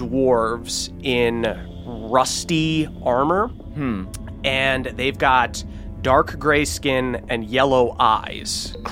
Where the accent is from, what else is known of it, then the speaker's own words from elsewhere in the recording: New Jersey, United States; accent: New Jersey; It's tough with my New Jersey accent to say this word